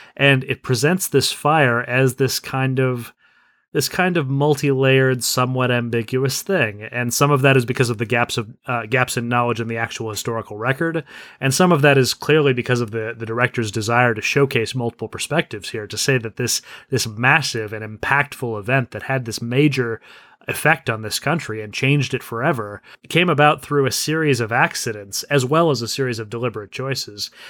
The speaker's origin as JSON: {"language": "English", "country": "United States", "said": "as an American"}